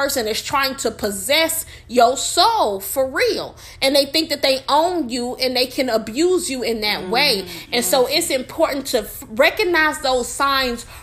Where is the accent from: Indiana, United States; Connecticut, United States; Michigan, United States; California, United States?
Michigan, United States; Detroit; I'm from Michigan. You know, y'all, we from Detroit.